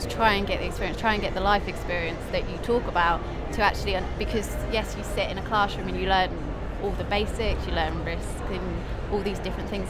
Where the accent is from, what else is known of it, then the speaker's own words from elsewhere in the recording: Norfolk, East of England, United Kingdom; moved away as an adult; I come from Norfolk, so it's quite a quiet place.